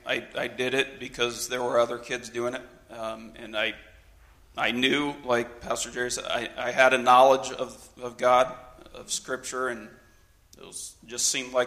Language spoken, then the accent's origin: English; Brazil; I was actually born and raised in Brazil.